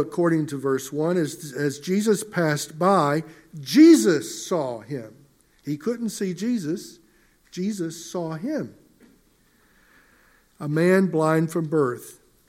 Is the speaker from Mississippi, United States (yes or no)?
yes; Mississippi, United States; Growing up in Mississippi many years ago, I was raised on a farm